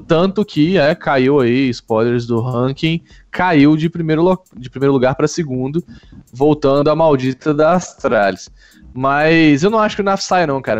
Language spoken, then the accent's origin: Portuguese; Brazil; como um bom brasileiro